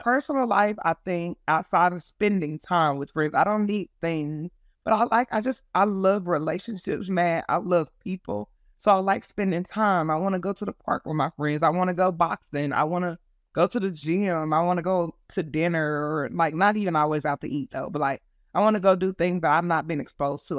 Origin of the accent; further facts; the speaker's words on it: Texas, United States; also born or lived in California; I was born in Texas, raised in California, when my parents divorced and then came back to Texas when I was ten